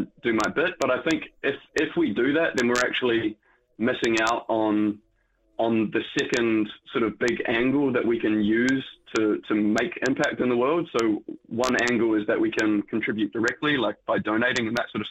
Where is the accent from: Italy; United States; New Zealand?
New Zealand; being a Kiwi